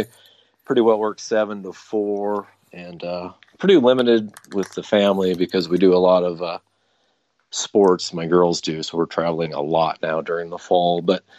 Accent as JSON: {"language": "English", "region": "North Dakota", "country": "United States", "tie": "born or raised there", "said": "I grew up in North Dakota, grew up in a hunting family."}